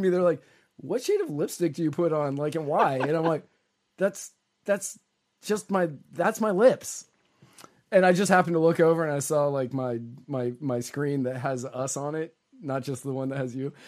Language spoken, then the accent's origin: English; Virginia, United States; I grew up in Virginia